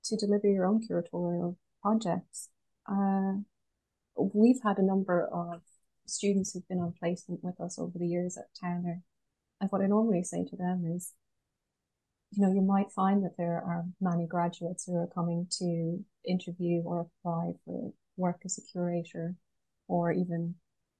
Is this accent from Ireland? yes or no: yes; Galway, Connacht, Ireland; I'm from Galway, west of Ireland